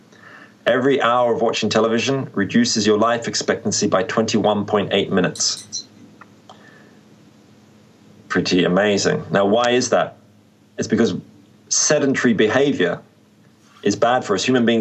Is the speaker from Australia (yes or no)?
yes; Australia; moved away; I'm from Australia